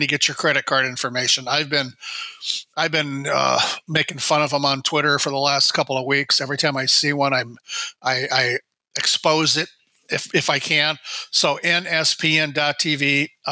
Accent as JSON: {"language": "English", "region": "northern Iowa", "country": "United States", "tie": "born or raised there", "also_born_or_lived": "Phoenix", "moved": "yes", "lives_now": "Minnesota, United States", "said": "I grew up in northern Iowa"}